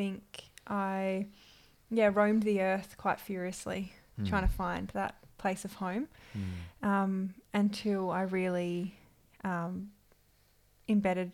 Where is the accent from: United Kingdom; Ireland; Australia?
Australia; Perth, Western Australia; moved away as an adult; also born or lived in Melbourne; I grew up in Perth